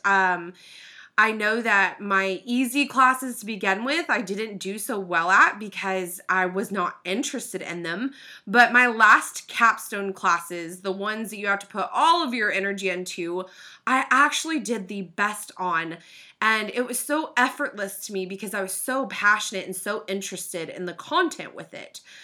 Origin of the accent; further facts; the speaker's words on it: Oklahoma City, Oklahoma, United States; I was born and raised in Oklahoma City